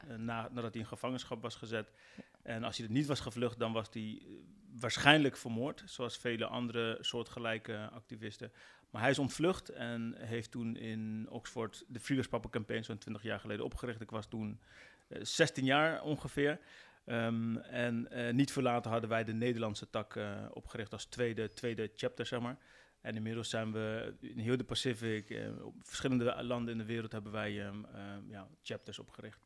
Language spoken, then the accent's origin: Dutch; West Papua, Indonesia